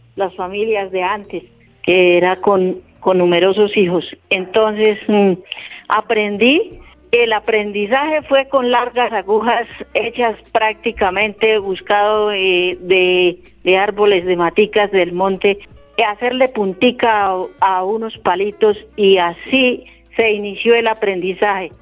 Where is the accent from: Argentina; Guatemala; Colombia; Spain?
Colombia; Carmen de Carupa, Cundinamarca; soy del municipio de Carmen de Carupa